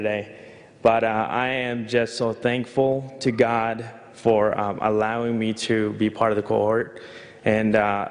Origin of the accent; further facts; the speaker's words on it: New York, United States; moved away as an adult; I grew up in New York